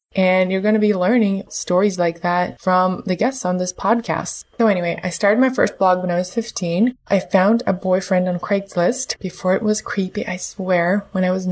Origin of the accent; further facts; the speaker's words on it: Moscow, Russia; also born or lived in Canberra, Australia; I was born in Moscow, and when I was 2 months old, my parents moved to Canberra, Australia. My dad, he used to be a diplomat. We spent the first 5 years of my life there, and then came back to Russia.